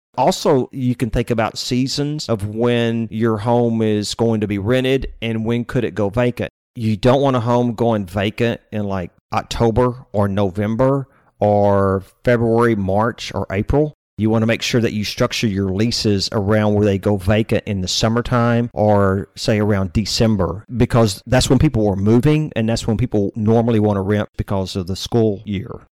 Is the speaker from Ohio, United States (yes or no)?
no; Austin, Texas, United States; also born or lived in Lake Jackson, Texas; we were growing up in Austin